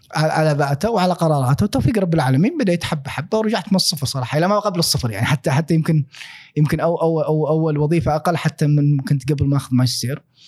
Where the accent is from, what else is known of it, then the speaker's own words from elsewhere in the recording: Al-Ahsa, Eastern Province, Saudi Arabia; also born or lived in Dhahran, Saudi Arabia / Khobar, Saudi Arabia / Australia; أنا شرقاوي يعني كنت إيه. قلنا نتكلم يعني 18 سنة عشتها في آه الأحساء